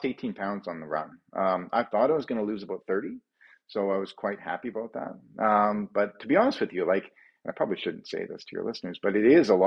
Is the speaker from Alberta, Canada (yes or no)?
yes; Calgary, Alberta, Canada; running away from my hometown of Calgary, Alberta, and towards Victoria.